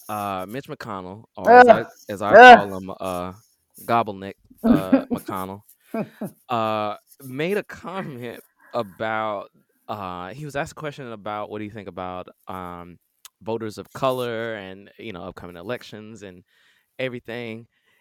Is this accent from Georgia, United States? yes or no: yes; Atlanta, Georgia, United States; Like my birth certificate say the United States, and I was born at Georgia Baptist, which is now Atlanta Medical, which is now I'm pretty sure Emory or Wellstar. So I'm pretty American.